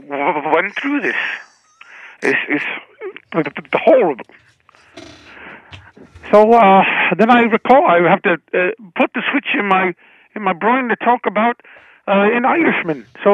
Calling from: Minnesota, United States; I'm calling from Minnesota.

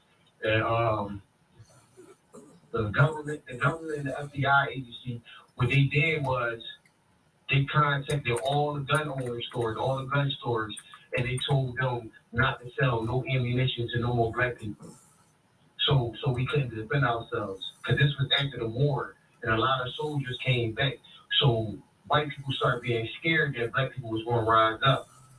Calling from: Philadelphia, Pennsylvania, United States; I'm calling from Philadelphia.

